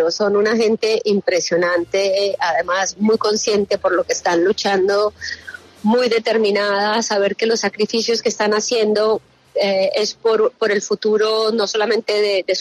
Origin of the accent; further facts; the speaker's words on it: Colombia; como los colombianos no tenemos alerta, pero sabemos cómo es